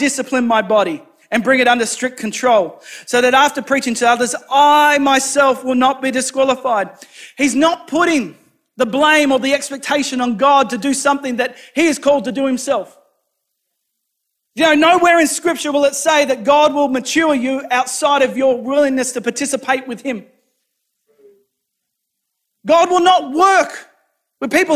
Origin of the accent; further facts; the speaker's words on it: New South Wales, Australia; now in Rockingham, Australia; my hometown in New South Wales